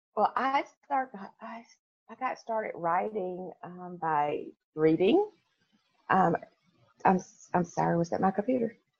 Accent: Memphis, Tennessee, United States; I am from Memphis, Tennessee. So, you know, we are, we are, we have a church on every corner

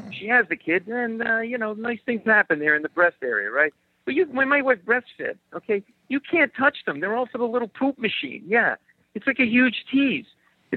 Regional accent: Rhode Island, United States; I grew up in Rhode Island. I'm a New England fan

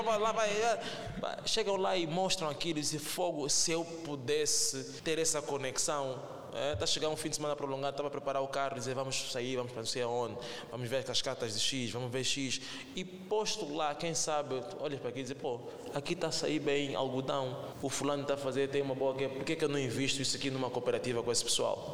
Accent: Angola; nós como angolanos

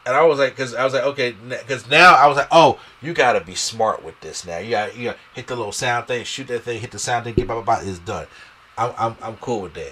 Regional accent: New York, United States; I'm a New Yorker

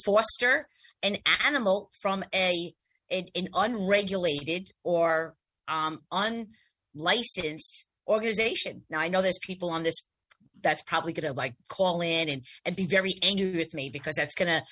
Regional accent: New York City, New York, United States; when I was growing up in Staten Island

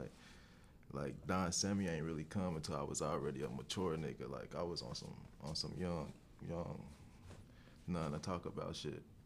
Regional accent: Cincinnati, Ohio, United States; I'm from Cincinnati, Ohio

